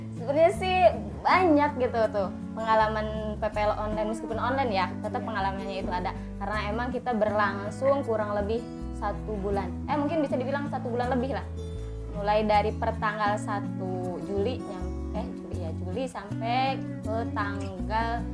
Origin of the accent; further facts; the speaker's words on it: Lebak Regency, Banten, Indonesia; saya berasal dari Kabupaten Lebak